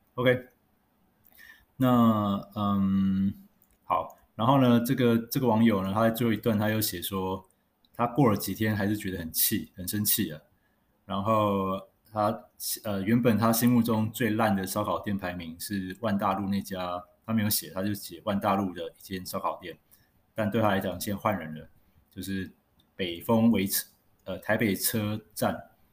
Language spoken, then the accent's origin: Chinese; Taiwan; 我们台湾人